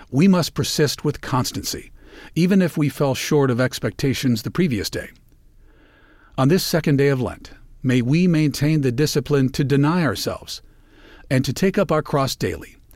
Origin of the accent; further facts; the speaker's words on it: Cleveland, Ohio, United States; In my hometown of Cleveland, Ohio, it is one of the most hopeful signs of the changing seasons